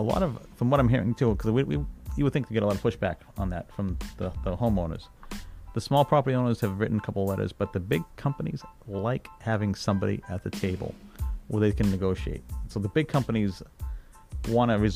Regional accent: Everett, Massachusetts, United States; My hometown now where I live, Everett

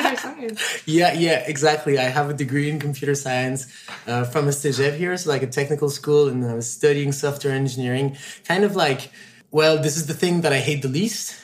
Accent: Montreal, Quebec, Canada; i grew up in montreal

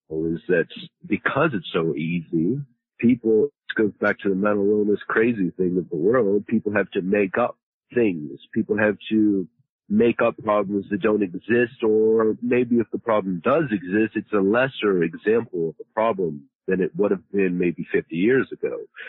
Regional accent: Pittsburgh, Pennsylvania, United States; born there; Well, I was born in Pittsburgh, Pennsylvania. But I'm pretty worldly. I've been many places and, so I kind of have my own little accent.

